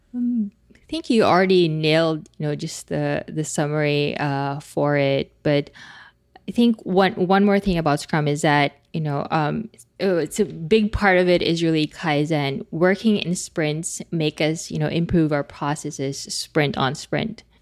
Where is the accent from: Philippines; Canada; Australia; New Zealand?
Philippines; English is a second language; speaking as a Filipino